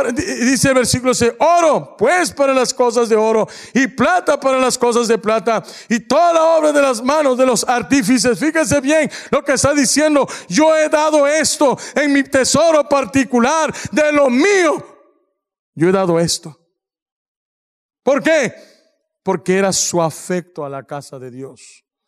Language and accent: Spanish; Mexico; somos mexicanos